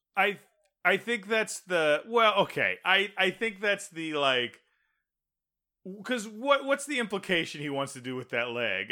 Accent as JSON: {"language": "English", "region": "Texas", "country": "United States", "tie": "born or raised there", "said": "I grew up in Texas."}